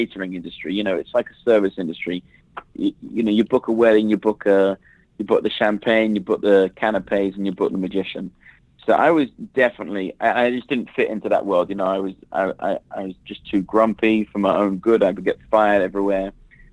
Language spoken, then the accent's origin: English; London, United Kingdom; moved away as an adult; now in Las Vegas, United States; I grew up in London, England, sunny London, England, and I was there for like 33 years